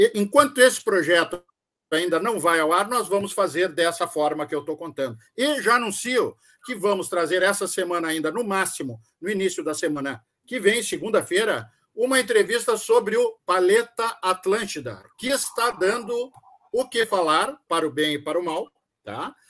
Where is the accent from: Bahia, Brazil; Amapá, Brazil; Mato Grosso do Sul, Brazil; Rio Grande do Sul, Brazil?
Rio Grande do Sul, Brazil; nós somos gaúchos